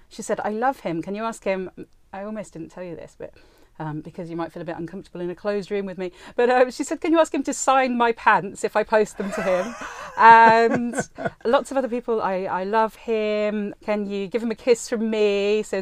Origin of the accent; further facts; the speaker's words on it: United Kingdom; we're British people aren't very good with the whole